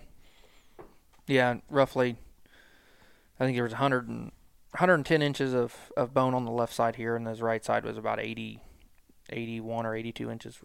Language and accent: English; Lexington, Missouri, United States; moved away as an adult; also born or lived in Liberty, Missouri; I'm from Lexington, Missouri, born and raised there